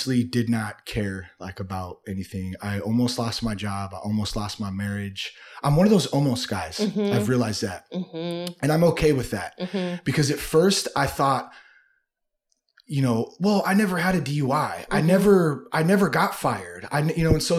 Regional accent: Vacaville, California, United States; also born or lived in Vallejo, California / Napa, California; I grew up in the Bay Area, Solano County. I was born in Vallejo and I have some family from Napa and lived in Napa a little bit when I was a kid. And then for the most part though, I grew up in Vacaville

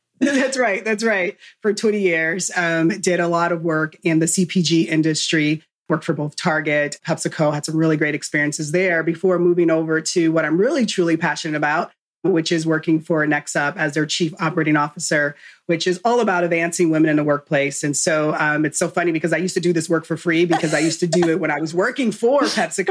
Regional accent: Southern California, United States; moved away as an adult; now in Texas, United States; born and raised in California, um, Southern Cal, on the opposite side of the track.

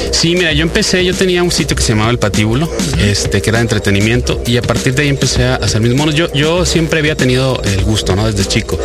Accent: Sonora, Mexico; moved away as an adult; now in Monterrey, Mexico; yo nací en Sonora y me fui a vivir a, Monterrey eh, a estudiar la carrera y me quedé allá

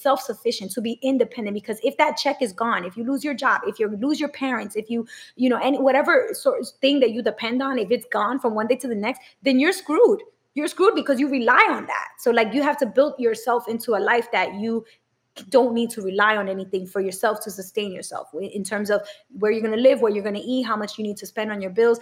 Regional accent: New York City, New York, United States; also born or lived in Providence; I grew up in New York City

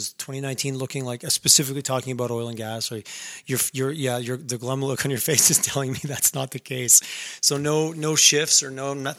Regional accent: Howick, Quebec, Canada; I grew up in a small town and it was very, someone's like, oh, you're from this. I'm like, no. I'm from Howick. I'm not from Ormstown. I'm not from this other.

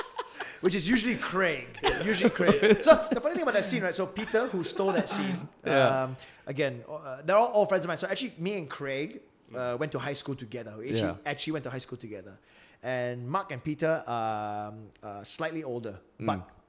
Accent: Singapore; fuck lah, I'm Singaporean, you know.

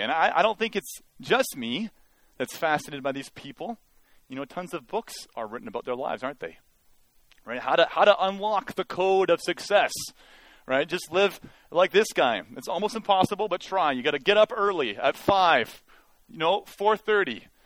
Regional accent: Mission, British Columbia, Canada; I actually like being from Mission. Uh, it's, uh, it was a good place to grow up in a lot of ways.

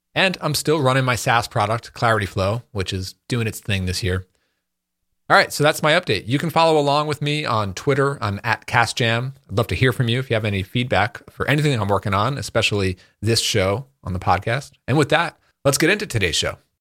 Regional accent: Northeast, United States; We're both from like the Northeast here

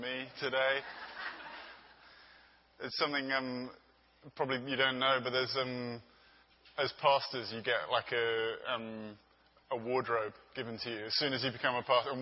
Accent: London, United Kingdom; moved away as an adult; now in Los Angeles, United States; I'm from London

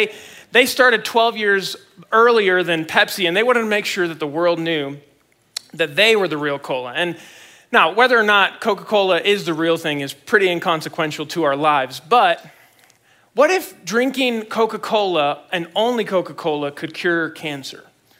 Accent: Mexico City, Mexico; I grew up in Mexico City, Mexico, because my parents are missionaries there, and they're still there. They're at the same church that I grew up in.

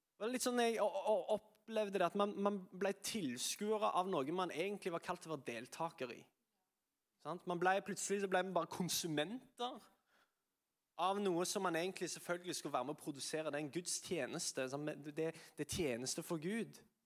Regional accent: Sandnes, Rogaland, Norway; Jeg er fra Sandnes

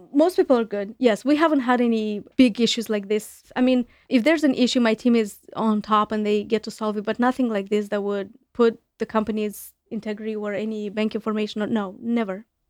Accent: Chisinau, Moldova; English is a second language; moved away as an adult; now in United States; back home in my home country, in Moldova, in Chisinau, the capital where I'm from.

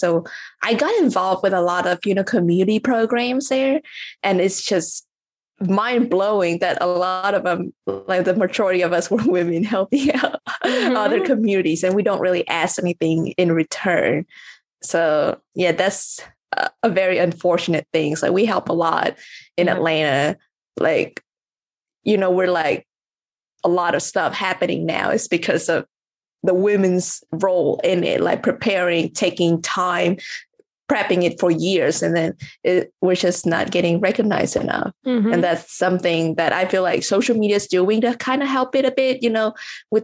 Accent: Vietnam; moved away; also born or lived in United States; Like I grew up in Vietnam and then I went to the US, right?

